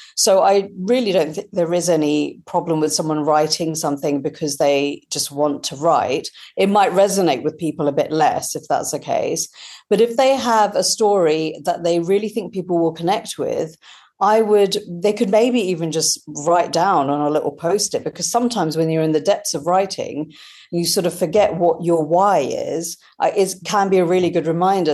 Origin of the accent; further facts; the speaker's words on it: India; now in United Kingdom; growing up in India and kind of feeling across two cultures